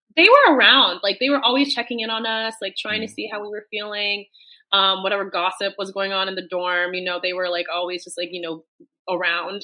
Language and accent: English; United States; moved away as an adult; now in London, United Kingdom; you and I are from the same hometown, so we're both American. But I mm-hmm. now um, live in the UK, live in London